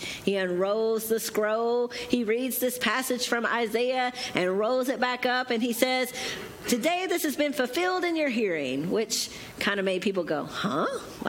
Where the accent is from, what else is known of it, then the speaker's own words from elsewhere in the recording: Powderly, Kentucky, United States; now in Bowling Green, United States; I am from Powderly, Kentucky in Muhlenberg County.